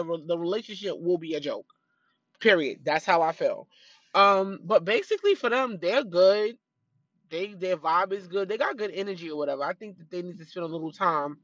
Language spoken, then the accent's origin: English; New York City, New York, United States; moved away; I was raised in Brooklyn.